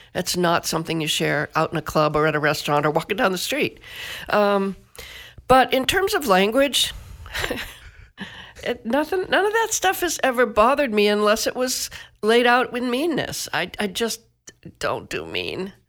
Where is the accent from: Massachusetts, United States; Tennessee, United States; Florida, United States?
Massachusetts, United States; Northeast; I grew up in Northeast Massachusetts in a mill town